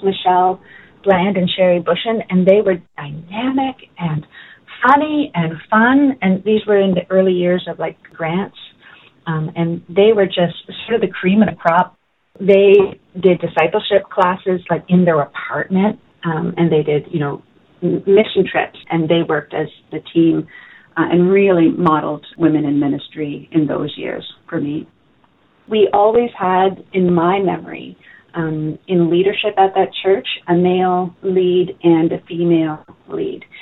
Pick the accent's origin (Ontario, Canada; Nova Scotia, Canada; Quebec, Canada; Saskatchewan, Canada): Nova Scotia, Canada; Halifax; I was born in Halifax, Nova Scotia my parents both attended Bedford Baptist Church, and so that's where I started life. Our family never moved